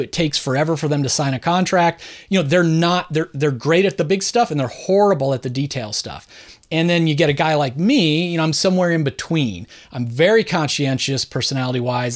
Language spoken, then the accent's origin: English; Southern California, United States; now in Philadelphia, United States; I was born and raised in suburban Southern California